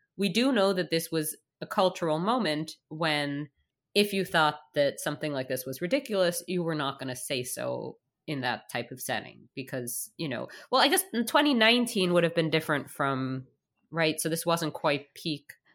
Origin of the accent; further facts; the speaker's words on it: New York, United States; moved away as an adult; now in Canada; as a child growing up in New York